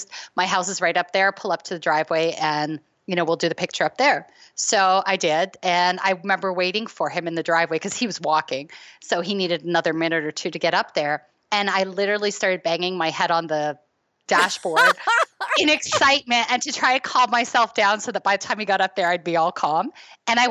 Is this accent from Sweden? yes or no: no; Toronto, Ontario, Canada; I'm from Toronto